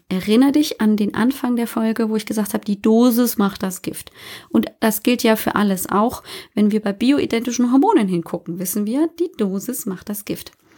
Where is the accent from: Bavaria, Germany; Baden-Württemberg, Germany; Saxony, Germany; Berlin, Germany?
Bavaria, Germany; Ich komme ja aus Bayern, hört man manchmal aber nicht so deutlich